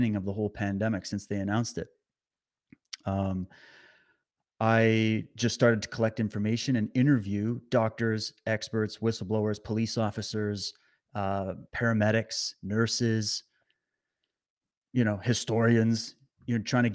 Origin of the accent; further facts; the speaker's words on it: Canada; also born or lived in British Columbia; live out in British Columbia, beautiful British Columbia. Born and raised in Canada.